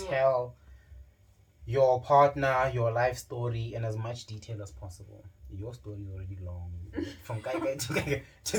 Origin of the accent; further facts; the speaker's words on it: Polokwane, Limpopo, South Africa; moved away as an adult; also born or lived in Cape Town, South Africa; now in Johannesburg, South Africa; born and raised in Polokwane. Yeah, man, went to FC Primary School, right next to my house. And then I went to Capricorn High School